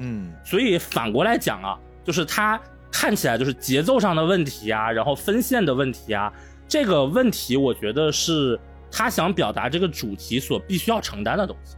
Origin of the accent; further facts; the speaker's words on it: Suqian, Jiangsu, China; now in Hangzhou, China; 我回我老家江苏的一个算是小县城吧，宿迁下面的一个县城